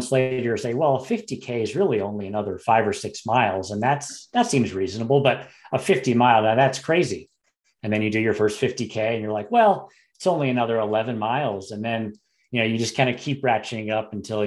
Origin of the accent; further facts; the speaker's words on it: Vermont, United States; also born or lived in Virginia; now in Colorado, United States; So I'm from Vermont originally. So one of the many East Coasters that have moved out and made Colorado their home.